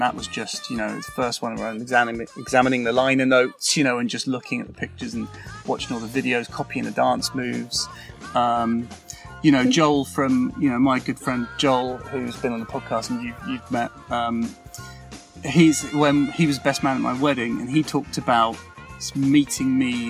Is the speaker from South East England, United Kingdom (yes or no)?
yes; Didcot, South East England, United Kingdom; in Didcot, it's just like a relatively nice town with a train line out of it where you can get to where you want to go.